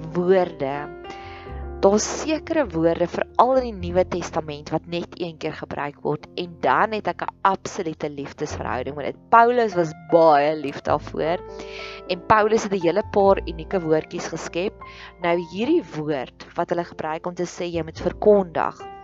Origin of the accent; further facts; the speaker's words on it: Free State, South Africa; ek het in die Vrystaat groot geword